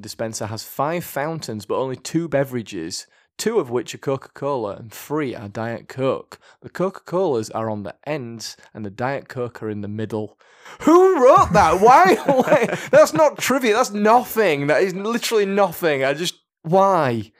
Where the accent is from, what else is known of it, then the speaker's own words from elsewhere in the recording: United Kingdom; we're British, so we'll say maths